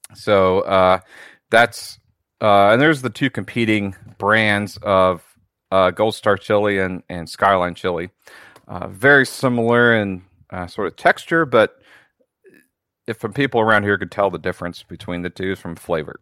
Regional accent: just north of Cincinnati, Ohio, United States; I'm actually from Ohio uh, in the United States. I'm just just north of Cincinnati

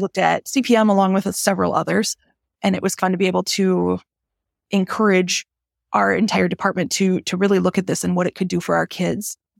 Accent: Green Bay, Wisconsin, United States; I grew up in Green Bay

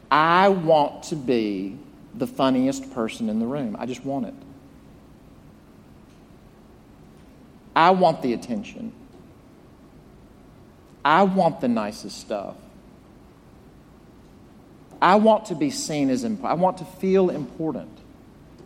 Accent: Jackson, Mississippi, United States; moved away; growing up in my hometown of Jackson, Mississippi

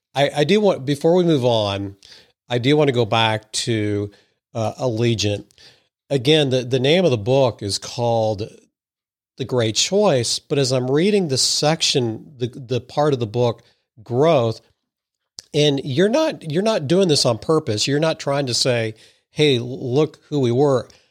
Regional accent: Madison, Missouri, United States; I grew up in Madison, Missouri, so I'm a, what I consider a sophisticated hick

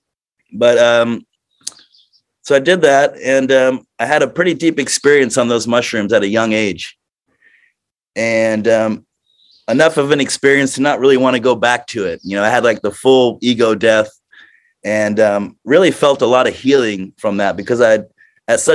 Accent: Florida, United States; growing up in Florida, it's just you grow up in a party world

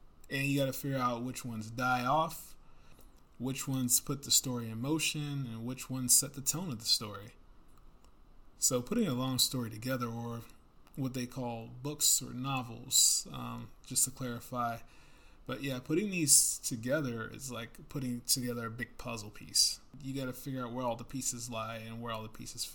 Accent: United States; I'm not English at all, I'm American

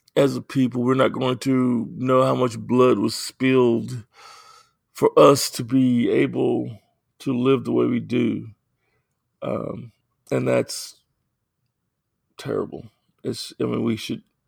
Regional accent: United States; I am African American

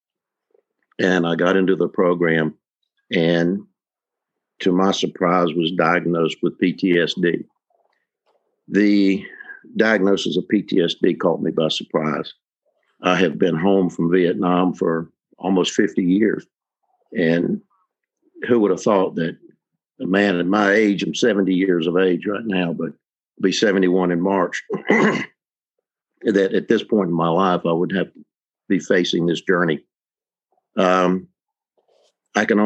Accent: Piedmont, North Carolina, United States; My mom was from the area where we grew up in the Piedmont, North Carolina area.

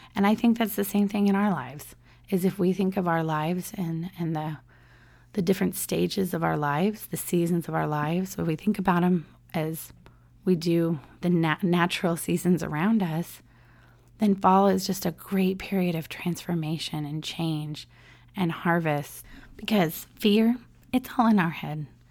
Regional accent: San Diego, California, United States; moved away as an adult; now in Orlando, United States; I grew up in San Diego

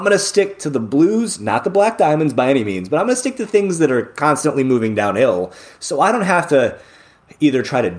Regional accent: Northern Indiana, United States; I'm from Northern Indiana where it's flat

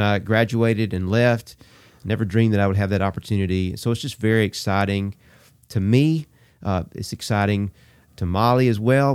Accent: Abbeville, Alabama, United States; also born or lived in Auburn, Alabama; my hometown of Abbeville

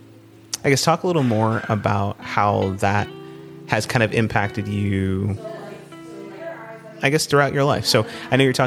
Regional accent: New Jersey, United States; moved away; I'm from Jersey

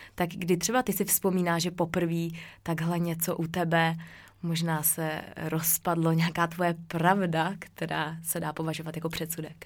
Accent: Czechia; moved away as an adult; also born or lived in Norway; já jsem z České republiky

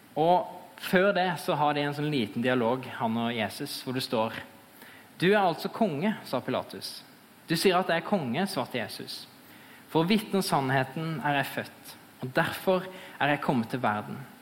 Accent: Fevik, Agder, Norway; jeg er eh, fra Fevik

